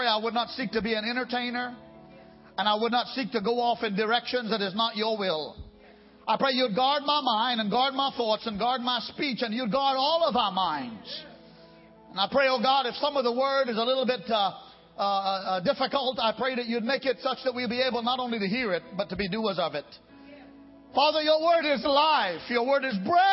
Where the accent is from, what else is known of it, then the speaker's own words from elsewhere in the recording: United States; I being also an American